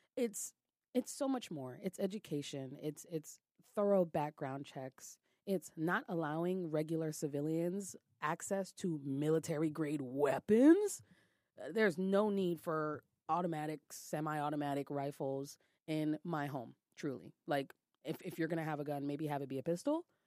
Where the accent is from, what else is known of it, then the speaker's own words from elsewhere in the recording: New York City, New York, United States; I'm from Brooklyn